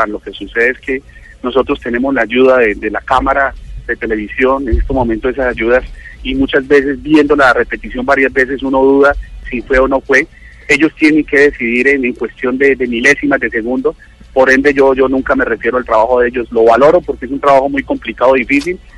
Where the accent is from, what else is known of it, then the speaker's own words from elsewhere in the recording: Caribbean Region, Colombia; Yo, como costeño